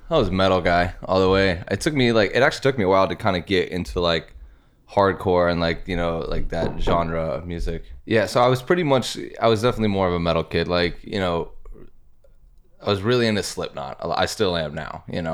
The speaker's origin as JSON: {"language": "English", "town": "Urbandale", "region": "Iowa", "country": "United States", "tie": "born or raised there", "said": "I'm from Urbandale"}